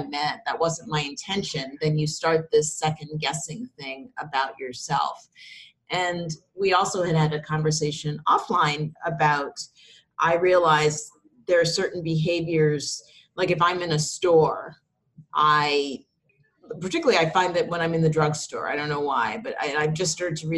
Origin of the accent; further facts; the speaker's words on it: New York, United States; being a New Yorker